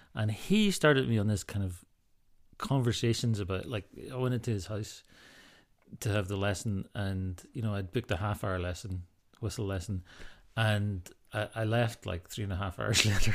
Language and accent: English; Ballycastle, Northern Ireland, United Kingdom; moved away; also born or lived in Scotland / America; growing up in Northern Ireland and living in Scotland